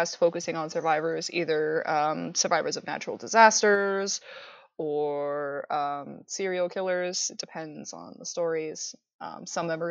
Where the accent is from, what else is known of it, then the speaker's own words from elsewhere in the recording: Canada; also born or lived in Midwest, United States; now in United States; I'm Canadian